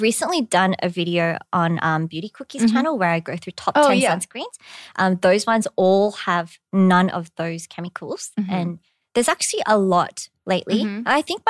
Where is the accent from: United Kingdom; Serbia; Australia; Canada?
Australia; accent: Australian; now in South Korea; I was way more Aussie when I first came to Korea as well. Like my accent was really yobbo. But now I'm like a little more Americanized. I roll my R's a bit.